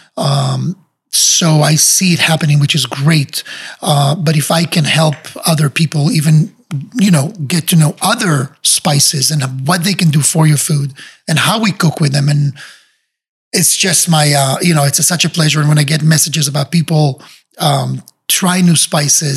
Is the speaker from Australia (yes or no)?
no; Israel; moved away as an adult; now in Miami, United States; I was growing up in Israel